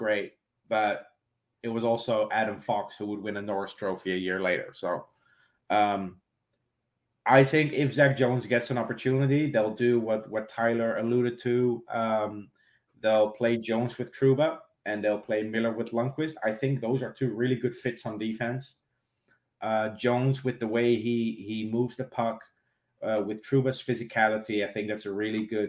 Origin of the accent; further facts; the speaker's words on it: Netherlands; moved away as an adult; also born or lived in South Africa / Austria; now in Ireland; Born and raised in the Netherlands, moved to South Africa when I was 22, moved to Austria when I was 29, moved to Ireland 6 months ago